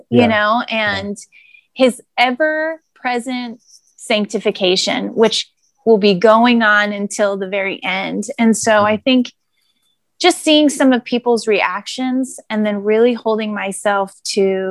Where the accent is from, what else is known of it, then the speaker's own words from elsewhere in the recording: the Sierra Nevada, Northern California, United States; moved away as an adult; now in Southern California, United States; I was born and raised in Northern California. I lived my whole life in Northern California.